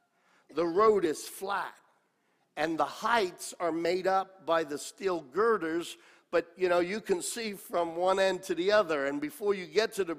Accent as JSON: {"language": "English", "region": "New York", "country": "United States", "tie": "born there", "also_born_or_lived": "Australia", "said": "I was born in New York. Age of 8, 9, my parents went to Australia as senior pastors to pastor the Italian group of people. And we were there 6 years, came back to America. I was now 15 years old"}